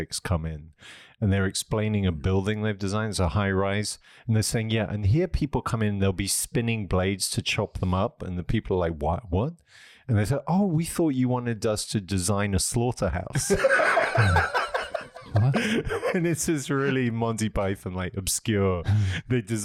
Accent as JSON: {"language": "English", "area": "near Southampton", "region": "South East England", "country": "United Kingdom", "tie": "born or raised there", "moved": "yes", "said": "I grew up near Southampton"}